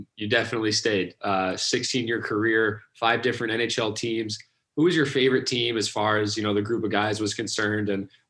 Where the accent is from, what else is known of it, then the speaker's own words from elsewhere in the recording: Colorado, United States; I'm from Colorado.